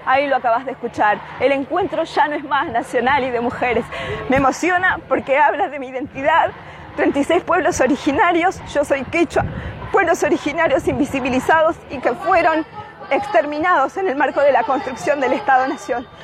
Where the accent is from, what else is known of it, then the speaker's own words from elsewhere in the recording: La Plata, Buenos Aires Province, Argentina; llegamos a la ciudad de La Plata, a mi ciudad